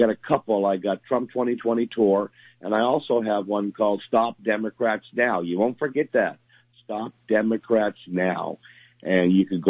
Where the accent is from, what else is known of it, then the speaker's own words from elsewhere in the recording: South Florida, United States; moved away; I'm from South Florida originally